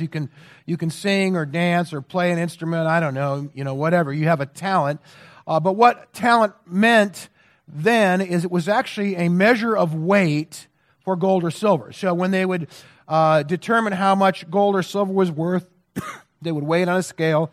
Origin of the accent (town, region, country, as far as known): United States